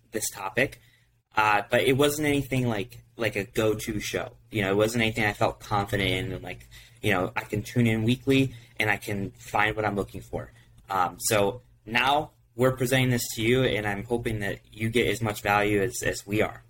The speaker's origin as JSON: {"language": "English", "region": "Ohio", "country": "United States", "said": "we're from Ohio"}